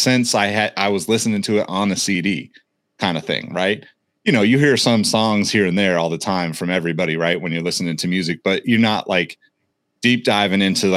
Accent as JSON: {"language": "English", "region": "Northern California", "country": "United States", "said": "We're all from Northern California, been around the Bay a long time"}